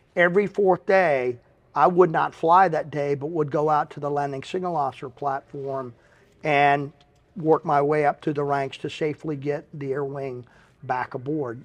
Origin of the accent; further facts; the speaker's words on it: Henderson, North Carolina, United States; moved away as an adult; now in Pensacola, United States; I was leaving my hometown of Henderson, North Carolina, and headed to Pensacola